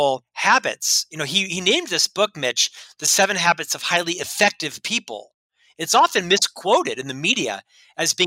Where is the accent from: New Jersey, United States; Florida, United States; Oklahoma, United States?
Florida, United States; Winter Park; I was raised in Orlando, Florida, actually a suburb called Winter Park.